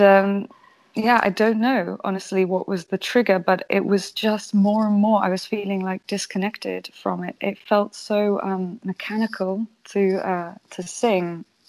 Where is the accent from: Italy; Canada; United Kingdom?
United Kingdom; now in Amsterdam, Netherlands; I'm British, British originally